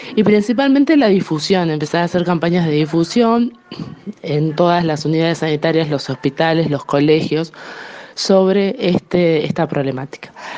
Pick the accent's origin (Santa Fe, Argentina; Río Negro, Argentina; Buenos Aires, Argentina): Buenos Aires, Argentina; Felipe Solá; yo soy particularmente de Felipe Solá